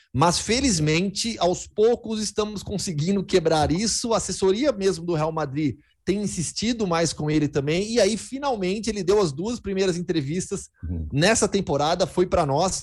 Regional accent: Campinas, São Paulo, Brazil; also born or lived in Belo Horizonte / Betim / São Carlos; E aí lá fiquei, cresci, é, é, fiz faculdade em Campinas também, então eu sou, sou de Campinas

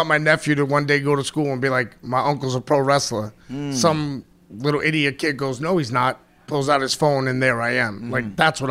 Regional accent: New York, United States; also born or lived in Pennsylvania; now in Florida, United States; I was raised in New York to be, just a knock-around guy

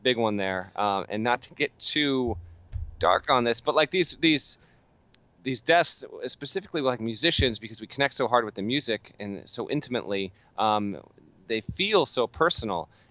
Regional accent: Vermont, United States; I was a kid growing up in Vermont in 1993

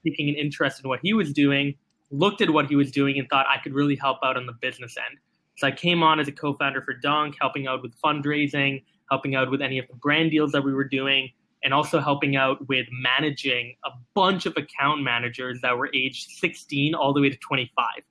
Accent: Singapore; I was born and raised in Singapore.

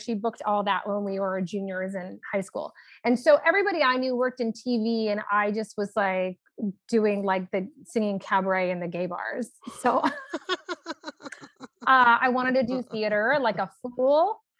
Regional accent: Los Angeles, California, United States; I grew up in Los Angeles, California, Hollywood adjacent.

